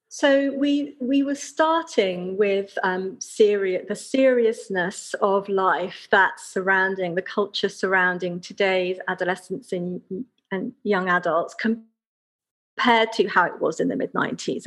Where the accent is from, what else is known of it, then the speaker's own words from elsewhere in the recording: United Kingdom; we Brits